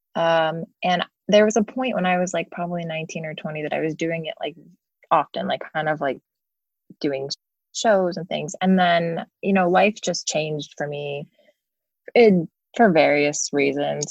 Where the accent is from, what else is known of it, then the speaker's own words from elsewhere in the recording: King of Prussia, Pennsylvania, United States; now in Los Angeles, United States; I grew up in Philly suburb of King of Prussia